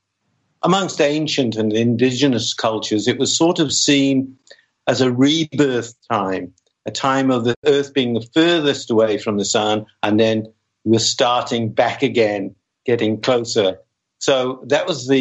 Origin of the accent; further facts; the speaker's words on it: Wales, United Kingdom; I was born in Wales